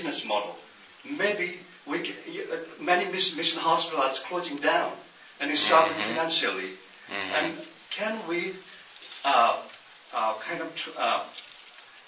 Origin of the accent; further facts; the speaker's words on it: Nepal; moved away; I'm originally from Nepal.